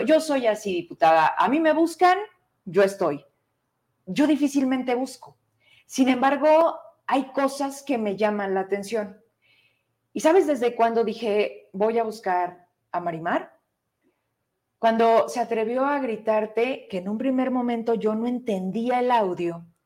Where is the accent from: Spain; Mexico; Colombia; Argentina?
Mexico; Fresnillo, Zacatecas; somos de Fresnillo